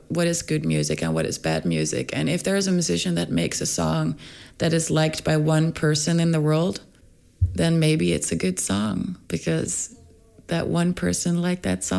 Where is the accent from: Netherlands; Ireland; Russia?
Netherlands; Rotterdam, South Holland; moved away as an adult; now in Stockholm, Sweden; I was born in Rotterdam in the Netherlands, and then I moved around in the Netherlands a little bit